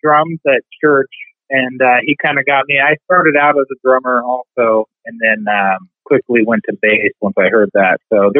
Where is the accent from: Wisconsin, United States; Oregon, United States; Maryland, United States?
Oregon, United States; Salem; also born or lived in Seattle; I grew up in Salem, Oregon. Born in 1982.